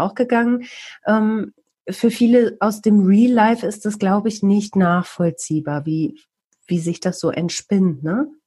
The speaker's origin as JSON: {"language": "German", "town": "Bielefeld", "region": "North Rhine-Westphalia", "country": "Germany", "said": "Im echten Leben komme ich aus Bielefeld, arbeite beim Radio."}